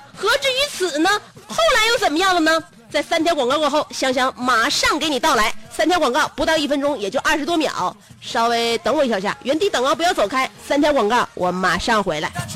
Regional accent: China; 我们中国人民

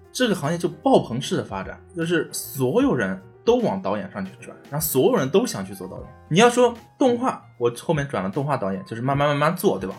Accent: China; 我们中国人

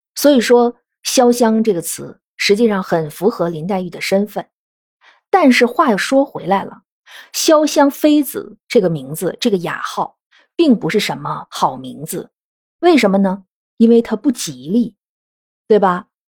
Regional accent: China; 我们中国人

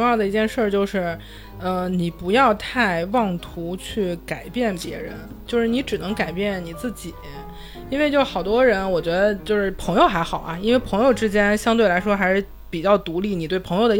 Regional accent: Northeast China, China; 所以我觉得作为一个东北人，我非常知道，就是武力是解决不了问题的。

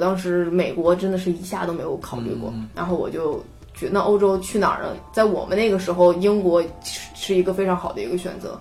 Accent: China; moved away as an adult; also born or lived in United Kingdom; 像我们老家其实就很，很偏的一些，就是嗯，对啊十八线小县城嘛

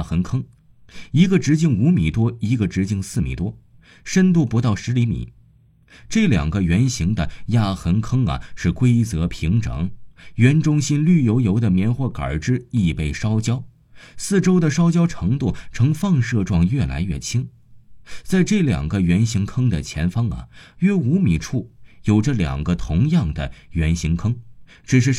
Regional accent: Liquan, Shaanxi, China; 我的老家在陕西省礼泉县北屯乡太阳村。

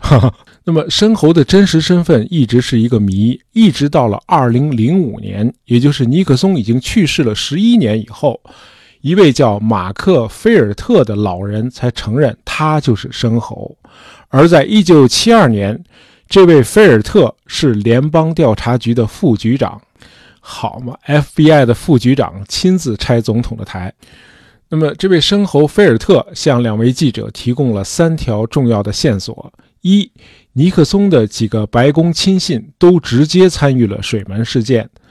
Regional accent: China; 尼克松应该是我们中国人最熟悉的外国政要了啊

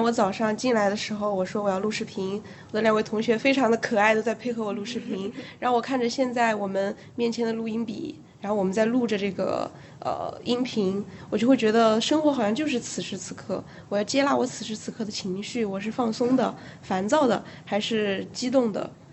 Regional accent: Hubei, China; 我是个湖北人，所以我每， 每餐吃米饭其实我是受得了的

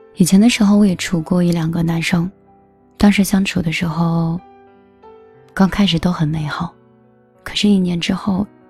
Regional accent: northern China, China; 我是北方人

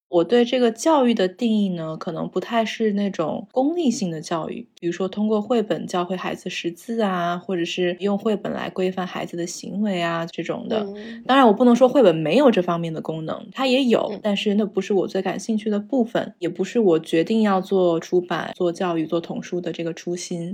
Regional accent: Zhengzhou, Henan, China; moved away as an adult; also born or lived in Taipei, Taiwan / United States; now in Beijing, China; 我是在台北出生，在郑州长大，在美国完成了大学和研究所的学业

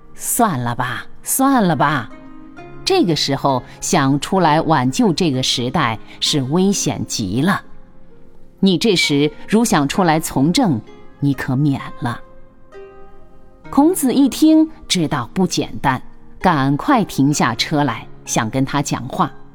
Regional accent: China; 他们所画的祖师爷都是我们中国人

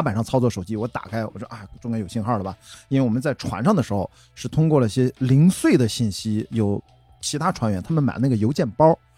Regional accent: Qingdao, Shandong, China; moved away; 因为我是在青岛长大啊，就是青岛第一条马路那儿出生的中山路，在青岛土著了

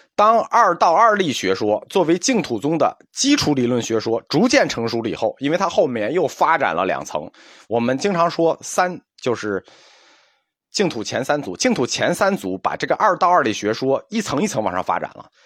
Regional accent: China; 我们中国人的文化特点

